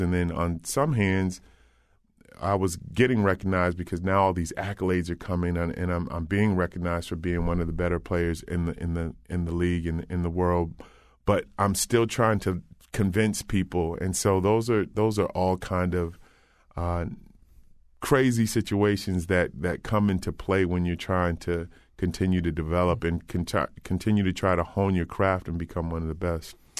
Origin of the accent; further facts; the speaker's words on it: Old Saybrook, Connecticut, United States; I grew up in Old Saybrook